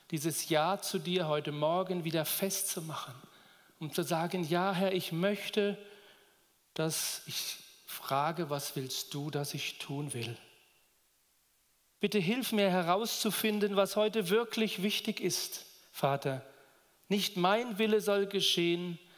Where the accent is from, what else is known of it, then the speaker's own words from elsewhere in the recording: Duderstadt, Lower Saxony, Germany; now in Roth, Germany; ich komme aus Roth, bin ein Zugereister aus Niedersachsen, Duderstadt bei Göttingen.